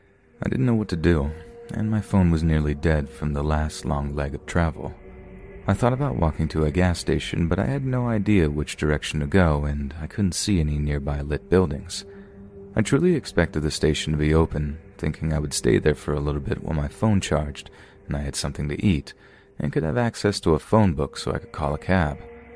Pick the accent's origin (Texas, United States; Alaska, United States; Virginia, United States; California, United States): Alaska, United States; I was born and raised in Alaska, so living in the continental United States was a vastly new experience for me.